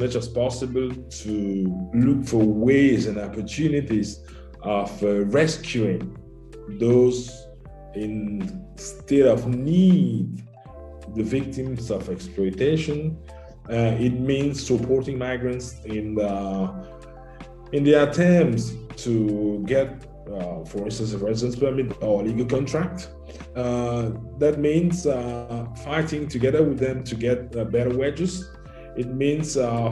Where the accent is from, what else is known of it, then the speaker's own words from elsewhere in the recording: Cameroon; moved away as an adult; now in Italy; My home country is Cameroon in Central Africa. I was born in Cameroon and I came to Italy about 22 years back.